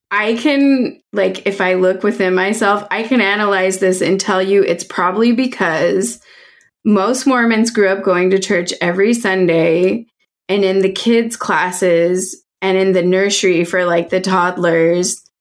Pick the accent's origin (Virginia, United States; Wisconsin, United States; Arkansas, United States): Virginia, United States; Virginia Beach; also born or lived in North Carolina; Okay, so I actually grew up in Virginia. Like I'm from the South. Um but like military family uh, mostly lived in Virginia Beach, a little bit in North Carolina.